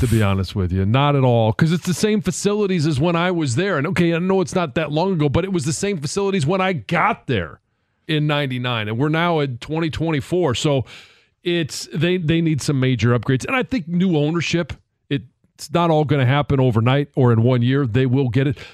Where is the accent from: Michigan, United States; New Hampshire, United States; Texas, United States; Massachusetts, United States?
Michigan, United States; Detroit; moved away; I wanted to come home